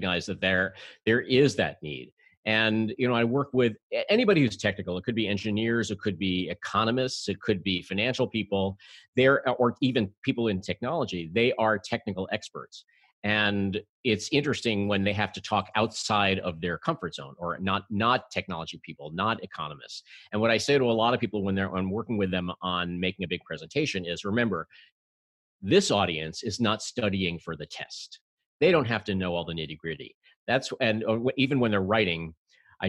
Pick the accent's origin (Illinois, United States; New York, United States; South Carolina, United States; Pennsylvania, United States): New York, United States; New York City; I'm a native New Yorker.